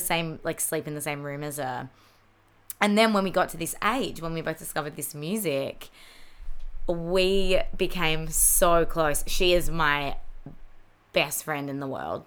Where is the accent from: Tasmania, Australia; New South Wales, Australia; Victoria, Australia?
Victoria, Australia; Mornington Peninsula; We grew up on the Mornington Peninsula as well.